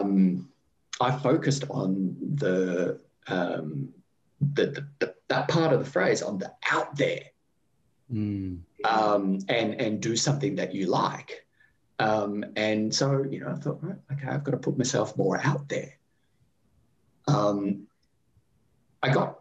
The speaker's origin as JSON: {"language": "English", "country": "Australia"}